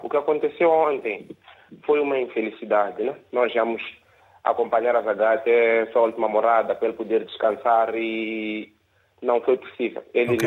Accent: Mozambique; nós, moçambicanos

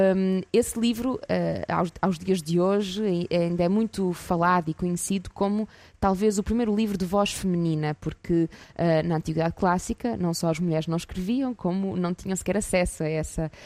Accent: Porto, Norte, Portugal; sou do Porto, Uh, e neste momento venho até Guimarães

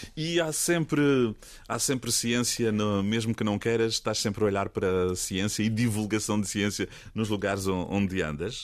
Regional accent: Costa Vicentina, Algarve, Portugal; also born or lived in Lagos; eu nasci em Lagos, mas só nasci lá também fui-me logo embora a correr para Algesur, Costa Vicentina

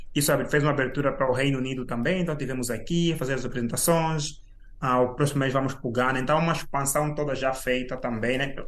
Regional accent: Angola; moved away as an adult; now in United Kingdom; nasci e cresci em Angola.

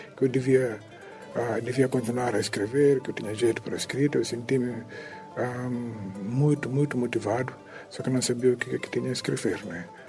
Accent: Catió, Tombali, Guinea-Bissau; Eu sou de Catió

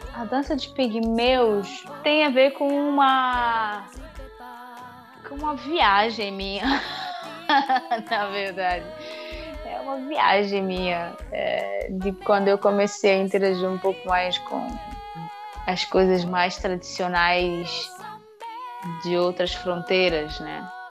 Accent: Mozambique; moved away as an adult; now in São Paulo, Brazil; mas eu sou moçambicana

